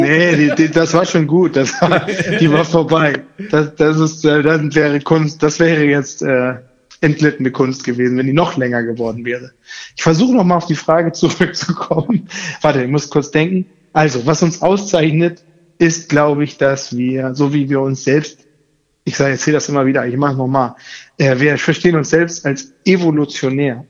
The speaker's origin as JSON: {"language": "German", "region": "Hamburg", "country": "Germany", "tie": "born or raised there", "also_born_or_lived": "Koblenz", "said": "Ich bin in Hamburg geboren und äh, in der Gegend immer aufgewachsen"}